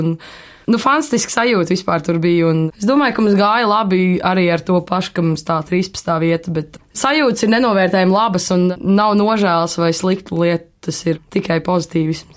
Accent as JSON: {"language": "Latvian", "country": "Latvia", "said": "Latvijā es jūtos kā latvietis"}